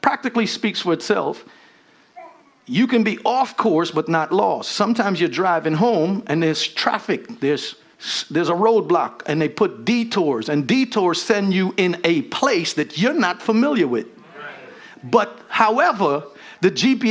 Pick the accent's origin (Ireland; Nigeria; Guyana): Guyana; moved away; as a Guyanese, when people ask you, you know, I'm from the Caribbean